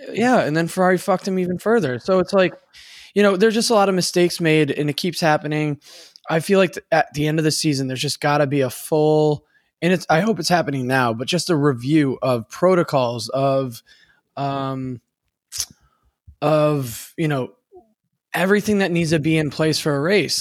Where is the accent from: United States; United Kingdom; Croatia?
United States; as an American